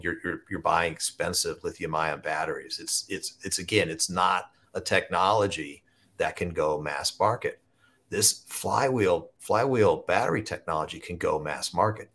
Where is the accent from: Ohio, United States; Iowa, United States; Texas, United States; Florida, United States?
Ohio, United States; Southern; I grew up in Southern Ohio